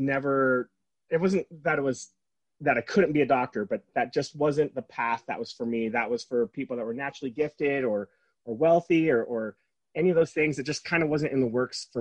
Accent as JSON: {"language": "English", "town": "San Diego", "region": "California", "country": "United States", "tie": "born or raised there", "moved": "yes", "lives_now": "Utah, United States", "said": "I grew up in San Diego"}